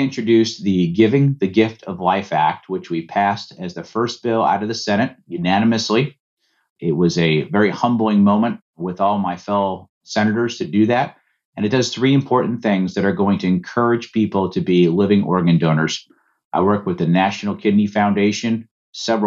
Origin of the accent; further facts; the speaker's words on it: Georgia, United States; my home state of Georgia